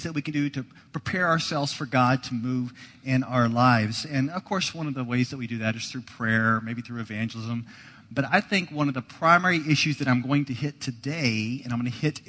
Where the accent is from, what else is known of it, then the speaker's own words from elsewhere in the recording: Dallas, Texas, United States; moved away; I grew up in Dallas